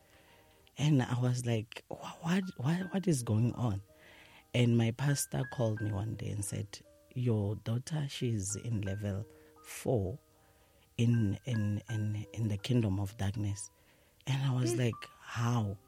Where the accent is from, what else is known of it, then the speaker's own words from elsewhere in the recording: Soweto, Gauteng, South Africa; I'm from Dobsonville, Soweto.